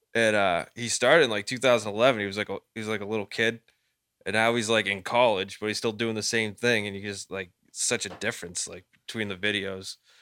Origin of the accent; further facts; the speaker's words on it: Lynn, Massachusetts, United States; We grew up in Lynn, like, no one had fucking anything